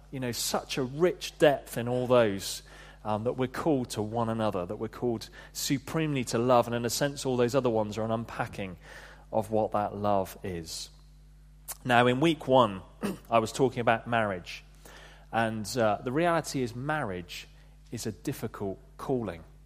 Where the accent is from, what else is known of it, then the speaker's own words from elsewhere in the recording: Devon, South West England, United Kingdom; moved away as an adult; I grew up in Devon